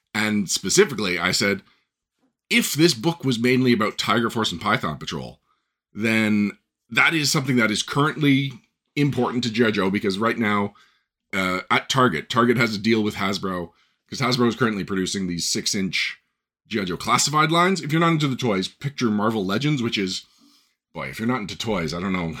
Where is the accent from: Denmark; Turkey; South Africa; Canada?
Canada; I'm Canadian